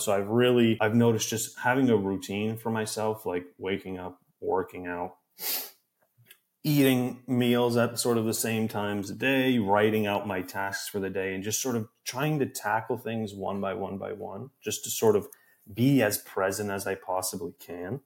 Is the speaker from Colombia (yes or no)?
no; Canada; moved away as an adult; now in New York, United States; I'm from Canada, and I, when I was living in my hometown at my parents' house